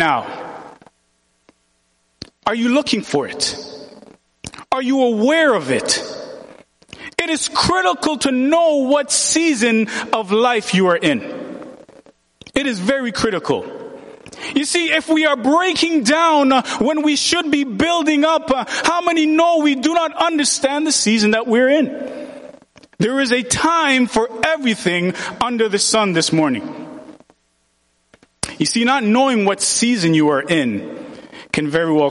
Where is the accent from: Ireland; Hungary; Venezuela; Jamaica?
Jamaica; moved away; I'm from Jamaica.